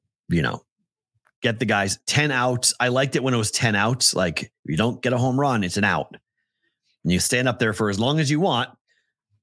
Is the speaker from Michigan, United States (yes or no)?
no; Boston, Massachusetts, United States; I'm from Boston